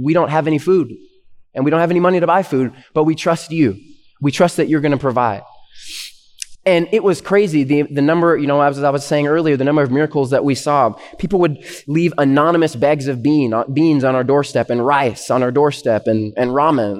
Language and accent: English; Canada; now in United States; they immigrated to Canada before I was born, and then that's where I was born. I'm Canadian, and I'm a permanent resident though of the U.S.